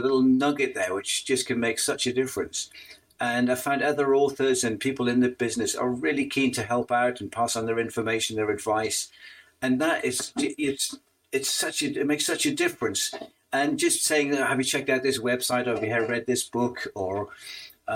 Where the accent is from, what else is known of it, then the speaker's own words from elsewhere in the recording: Northumberland, North East England, United Kingdom; now in Derbyshire, United Kingdom; my hometown in Northumberland